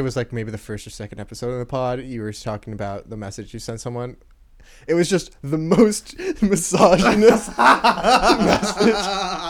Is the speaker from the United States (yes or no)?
yes; New Jersey, United States; Well, I'm American on my profile. I'm from New Jersey.